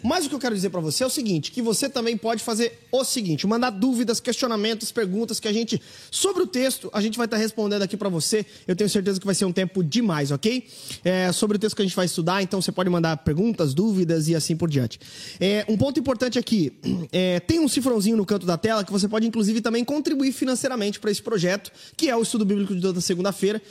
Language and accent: Portuguese; southern Santa Catarina, Brazil; Eu sou do sul do estado, cara. Eu sou bem aí pertinho aí, Samuel. Eu sou de Sara, cara. Eu nasci em Sara aí no sul do estado